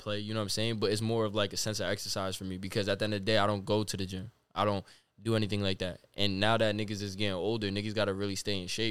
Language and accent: English; Connecticut, United States; who I am from Connecticut